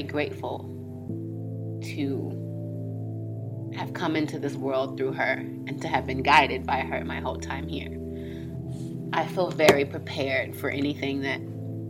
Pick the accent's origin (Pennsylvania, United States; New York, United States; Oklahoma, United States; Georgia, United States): Georgia, United States; Atlanta; I'm from Atlanta, Georgia. Good old Southern gal.